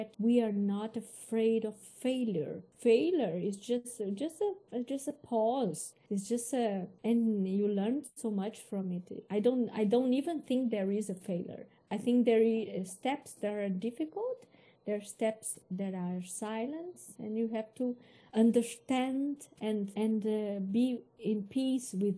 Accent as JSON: {"language": "English", "country": "Brazil", "second_language": "English", "moved": "as an adult", "lives_now": "Europe", "said": "I came without scholarship from Brazil."}